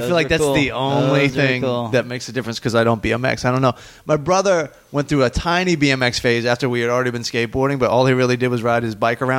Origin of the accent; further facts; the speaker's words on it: Southern Maryland, United States; I grew up in Southern Maryland.